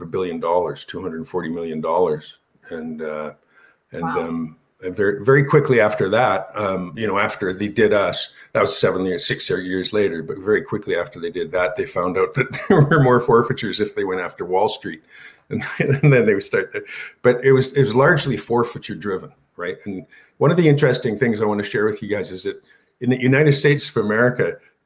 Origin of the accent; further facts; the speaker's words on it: Canada; We're Canadian